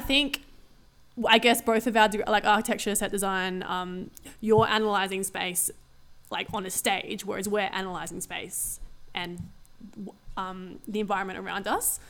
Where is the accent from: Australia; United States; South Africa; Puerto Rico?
Australia; Adelaide, South Australia; born or raised there